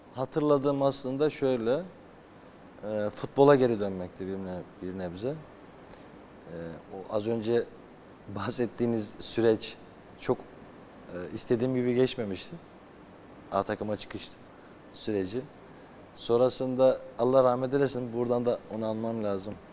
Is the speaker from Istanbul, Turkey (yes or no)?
no; Trabzon, Turkey; bizim köy Çifte Köprü Köyü.